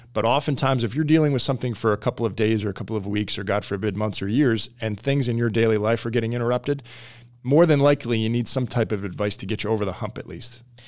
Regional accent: New Jersey, United States; moved away as an adult; also born or lived in Washington, D.C.; I grew up in New Jersey

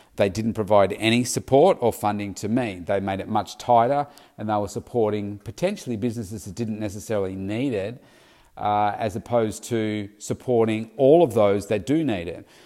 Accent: Victoria, Australia; also born or lived in Melbourne; my home state of Victoria, Australia

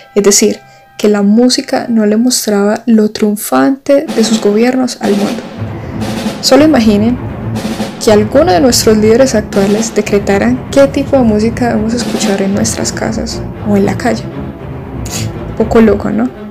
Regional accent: Colombia

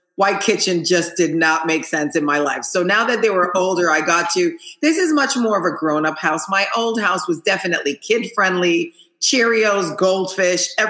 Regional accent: Haiti; moved away; I'm from Haiti where we didn't have a lot.

